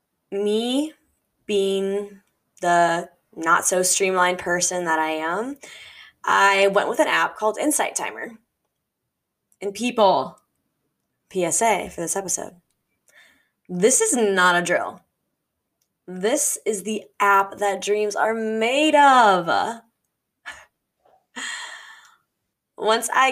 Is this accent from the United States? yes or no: yes; Midwest, United States; growing up in the Midwest